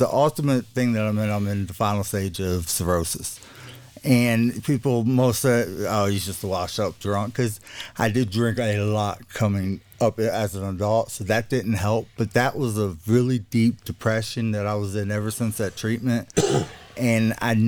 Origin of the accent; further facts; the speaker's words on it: South Alabama, United States; I'm from South Alabama, like around the beach area, a little bit more open minded than the rest of the state